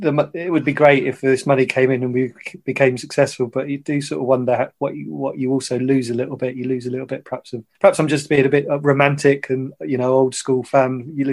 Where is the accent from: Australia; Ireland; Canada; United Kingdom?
United Kingdom; Ipswich, East of England; also born or lived in Stowmarket; I was born in Ipswich and I grew up around Ipswich. I lived in a place called Stowmarket, or as Suffolk people say, Stowmarket, when I was a kid.